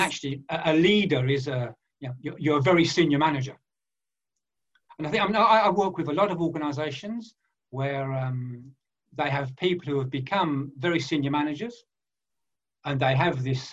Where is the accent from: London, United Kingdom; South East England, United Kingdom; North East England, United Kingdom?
London, United Kingdom; moved away as an adult; now in France; I was born in East End of London. I went to uh, what we call a, uh, in those days a factory fodder school